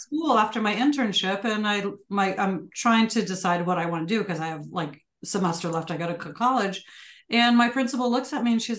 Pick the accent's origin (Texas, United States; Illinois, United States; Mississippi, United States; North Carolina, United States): Illinois, United States; Chicago; I grew up on the south side of Chicago.